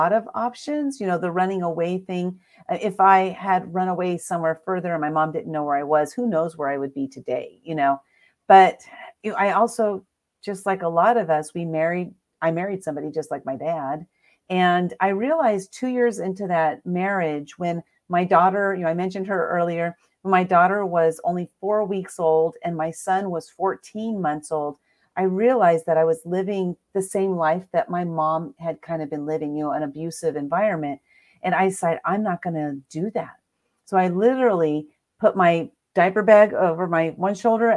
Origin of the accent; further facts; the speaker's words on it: San Diego, California, United States; I'm from San Diego, California. I was born and raised.